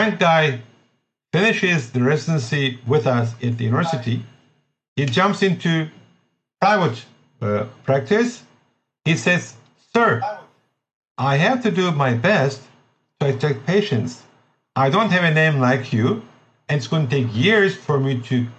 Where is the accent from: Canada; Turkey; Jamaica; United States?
Turkey; English is a second language